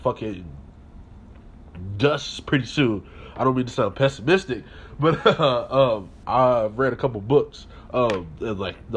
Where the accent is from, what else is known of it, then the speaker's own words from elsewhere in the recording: United States; being an American